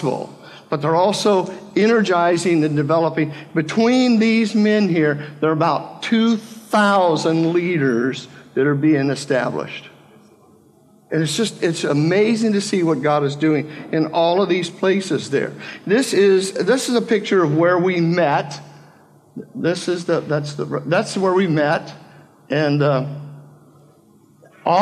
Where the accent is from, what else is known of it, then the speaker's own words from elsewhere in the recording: Palm Springs, California, United States; moved away; My wife and I grew up out in the Coachella Valley, Palm Springs area